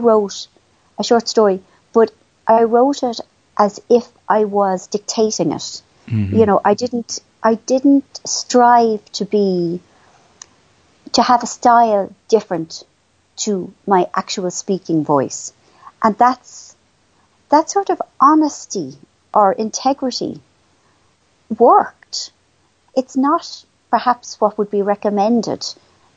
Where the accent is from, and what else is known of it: Ireland; also born or lived in London